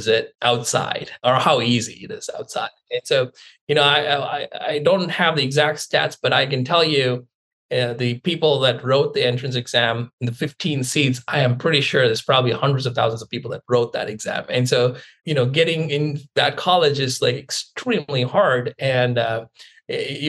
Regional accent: India; moved away as an adult; now in Seattle, United States; I grew up in India.

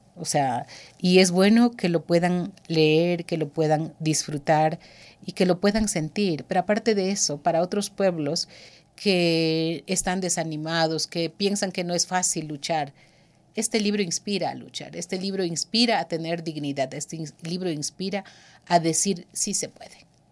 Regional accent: Pastaza, Ecuador; Yo soy ecuatoriana, quichua

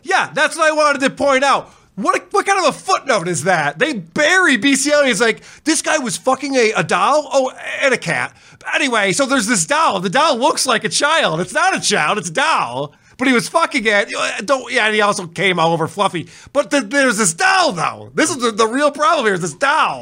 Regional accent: Spencerport, New York, United States; I grew up in Spencerport

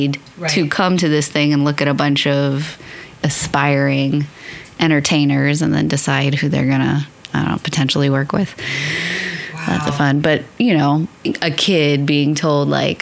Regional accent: Northern Virginia, United States; moved away as an adult; also born or lived in New York City; now in Los Angeles, United States; I am from the East Coast originally. I'm from Northern Virginia.

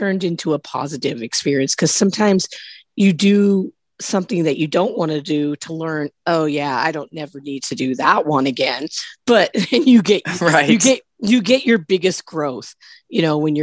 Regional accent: Midwest, United States; moved away as an adult; now in California, United States; I grew up in the Midwest

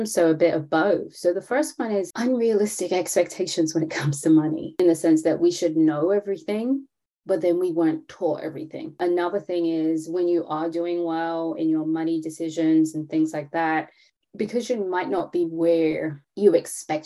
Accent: London, United Kingdom; now in Atlanta, United States; I am from London, born and raised, to Caribbean parent, but I do live in Atlanta

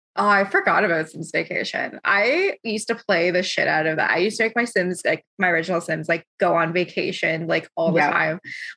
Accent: London, Ontario, Canada; born or raised there; moved away as an adult; now in Kitchener, Canada

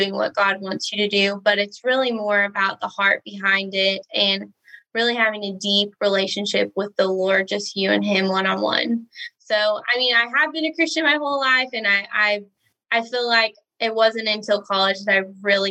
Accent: Ardmore, Oklahoma, United States; I'm Southern Oklahoma. So I'm in a little tiny town called Ardmore. This is actually where I grew up.

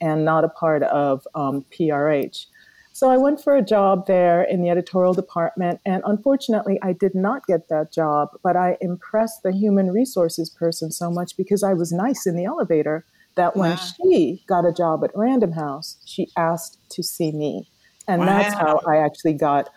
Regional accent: Jamaica; now in United States; we were thinking about getting out of Jamaica, quite honestly. So we left Jamaica and came here to the U.S.

